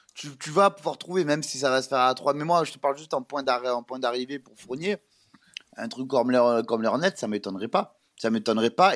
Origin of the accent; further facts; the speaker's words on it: France; on est des Français